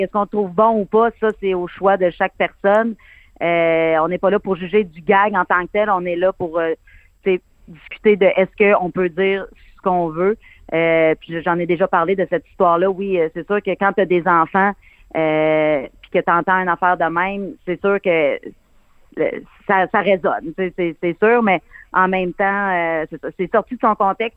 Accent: Abitibi, Quebec, Canada; j'ai été élevée avec mes grands-parents, puis euh, mon arrière-grand-mère venait toujours passer les étés chez nous

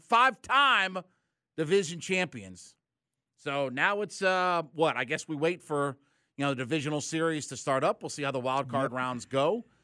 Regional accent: Ohio, United States; I grew up in Northeast Ohio. I was a Cavs fan, so F the Celtics.

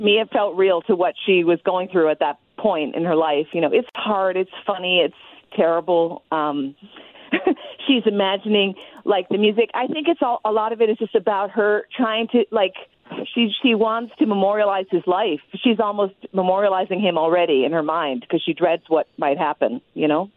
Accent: Hawaii, United States; I grew up in Hawaii

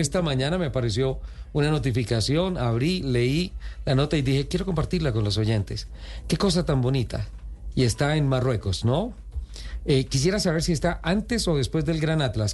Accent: Santander, Colombia; mi tierra, Santander

